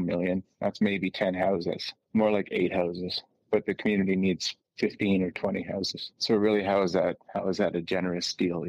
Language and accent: English; Winnipeg, Manitoba, Canada; moved away; I was born in Winnipeg, so I'm back in Winnipeg now, back in my official hometown.